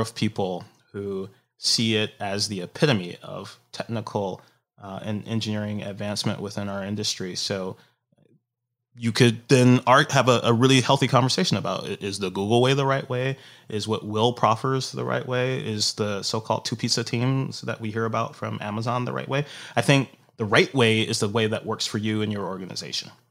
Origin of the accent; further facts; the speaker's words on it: Detroit, Michigan, United States; moved away as an adult; also born or lived in Tokyo, Japan / San Francisco / Seattle; the people that I grew up with back in Detroit